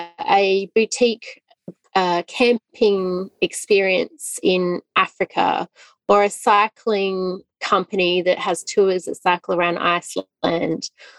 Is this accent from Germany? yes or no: no; Australia; moved away as an adult; we're Australian. We lived in Australia